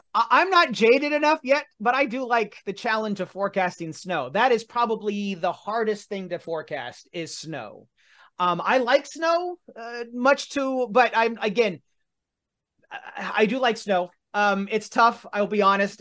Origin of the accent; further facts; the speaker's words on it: Martinsville, Indiana, United States; my hometown of Martinsville, Indiana